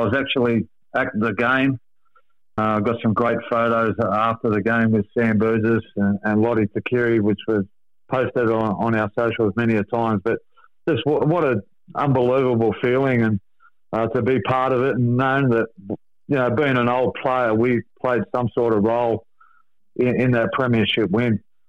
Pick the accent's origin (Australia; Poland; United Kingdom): Australia; Sydney, New South Wales; Yeah, look, we grew up in Redfern, right behind Redfern Oval in Great Buckingham Street.